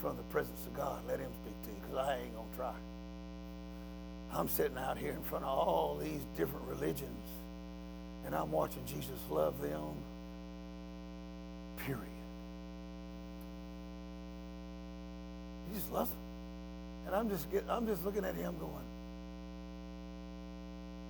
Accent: United States; I'm American

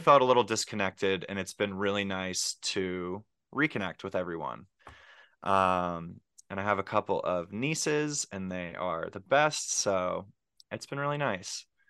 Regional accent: Pittsburgh, Pennsylvania, United States; moved away as an adult; also born or lived in Philadelphia; I came from Pittsburgh, and so I'm actually back in Pittsburgh now

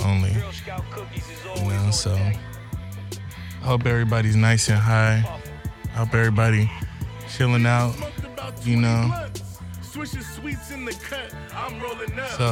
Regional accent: Santa Maria, California, United States; I'm born and raised in California. A place called Santa Maria, California

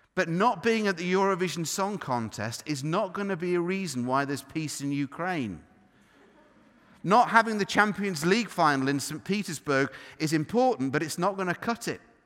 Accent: United Kingdom; we're, we're British.

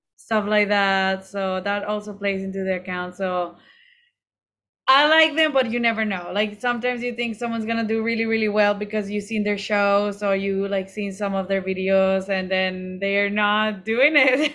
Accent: Monterrey, Nuevo León, Mexico; I am from Monterrey, which is, like, really close to Texas in the north.

